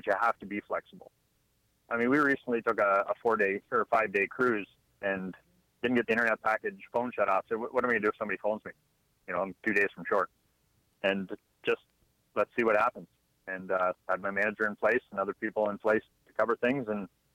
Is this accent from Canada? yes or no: yes; just outside of Toronto, Ontario, Canada; moved away as an adult; now in Alabama, United States; I'm actually from Canada, just outside of Toronto. I've lived up there most of my life.